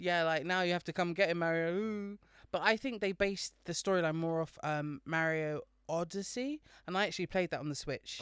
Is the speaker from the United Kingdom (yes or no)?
yes; United Kingdom; being British in Britain right now